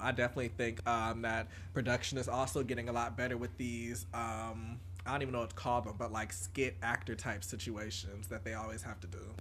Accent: Atlanta, Georgia, United States; growing up in Atlanta

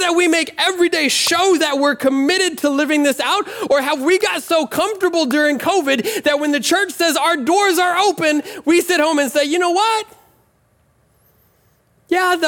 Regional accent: Nebraska, United States; I'm from Nebraska

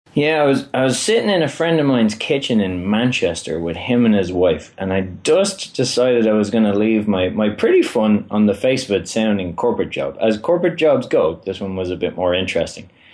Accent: Ireland; I am from Ireland

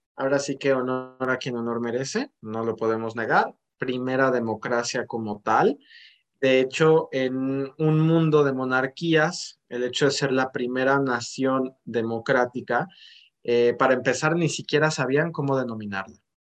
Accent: Mexico; nosotros como mexicanos

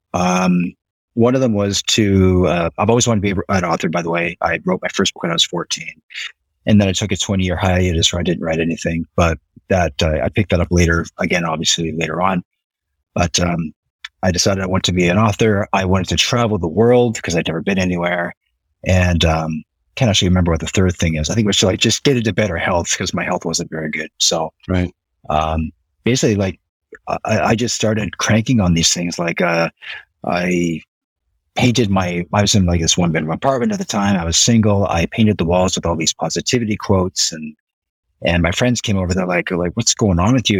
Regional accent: Nova Scotia, Canada; moved away as an adult; now in Osaka, Japan; was born and raised in Nova Scotia, Canada.

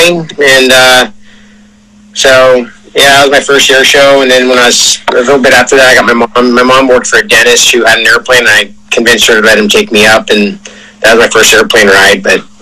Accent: San Francisco, California, United States; And then Fleet Week in San Francisco, because it's my hometown show

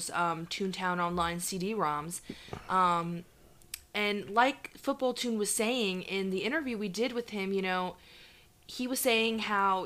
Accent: New York City, New York, United States; moved away

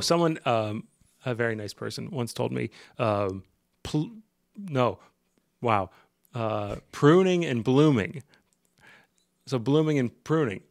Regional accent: Ohio, United States; moved away as an adult; also born or lived in Portland / Seattle; I'm from Ohio

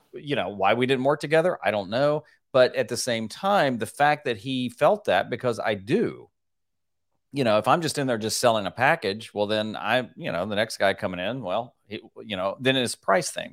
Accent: Nashville, Tennessee, United States; in Nashville, Tennessee, my hometown

